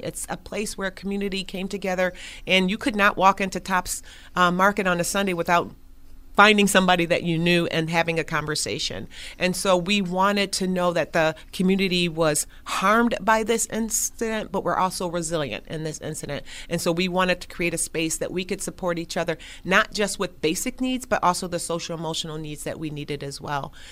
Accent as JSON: {"language": "English", "town": "Buffalo", "region": "New York", "country": "United States", "tie": "born or raised there", "said": "So I was born and raised on Jefferson Avenue."}